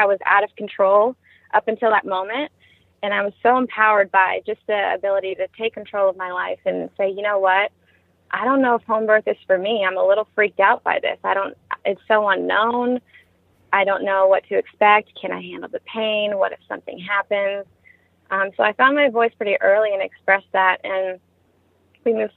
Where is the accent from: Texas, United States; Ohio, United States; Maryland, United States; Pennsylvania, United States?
Ohio, United States; moved away as an adult; we're all heading back to Ohio, where we're from